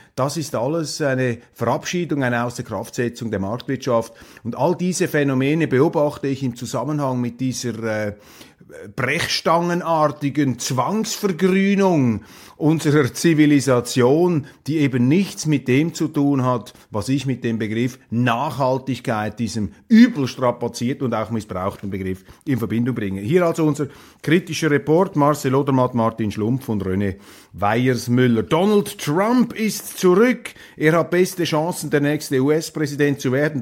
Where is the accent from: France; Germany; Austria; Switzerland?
Switzerland